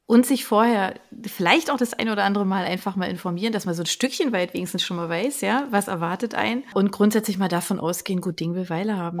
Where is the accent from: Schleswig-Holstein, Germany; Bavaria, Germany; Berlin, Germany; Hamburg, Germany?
Berlin, Germany; ich komme aus Berlin